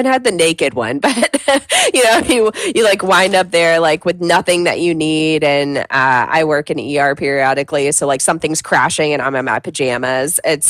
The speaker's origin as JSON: {"language": "English", "region": "the South", "country": "United States", "tie": "born or raised there", "said": "Obviously, I grew up in the South, so I grew up on country music."}